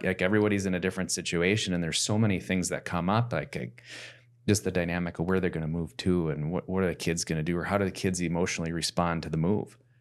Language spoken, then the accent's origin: English; Plymouth, Minnesota, United States; I grew up in South Plymouth and our average lot size was a half acre.